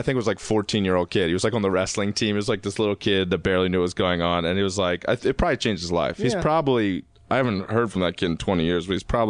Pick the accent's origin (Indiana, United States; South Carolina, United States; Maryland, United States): Maryland, United States; Baltimore; moved away as an adult; also born or lived in Massachusetts; I'm from Baltimore.